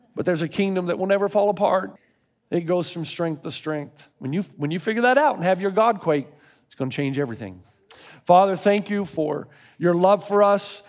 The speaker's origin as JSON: {"language": "English", "region": "Tennessee", "country": "United States", "tie": "born or raised there", "moved": "yes", "lives_now": "California, United States", "said": "I grew up in Tennessee"}